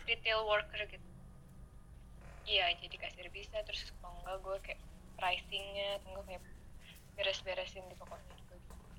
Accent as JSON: {"language": "Indonesian", "country": "Indonesia", "moved": "yes", "said": "gue dari Indo"}